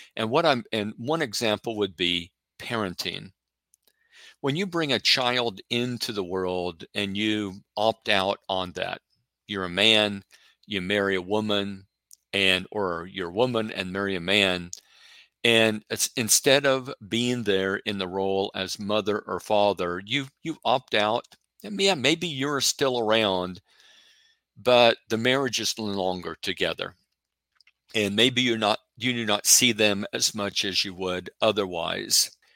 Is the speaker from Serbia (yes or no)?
no; Oregon, United States; I'm from Oregon